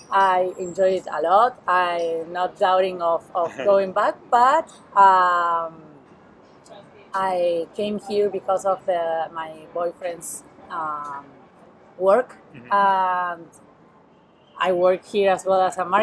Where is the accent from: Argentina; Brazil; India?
Argentina; Buenos Aires; English is a second language; moved away as an adult; now in Barcelona, Spain; I'm from Buenos Aires in Argentina, South America. I'm living in Barcelona since a year ago.